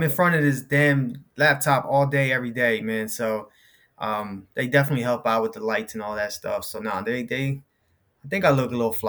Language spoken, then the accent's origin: English; Philadelphia, Pennsylvania, United States; born and raised in Philadelphia, both of us.